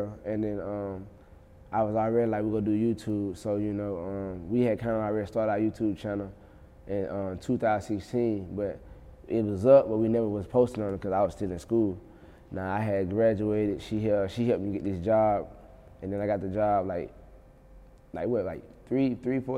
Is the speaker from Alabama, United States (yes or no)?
yes; Union Springs, Alabama, United States; born or raised there; also born or lived in Montgomery, Alabama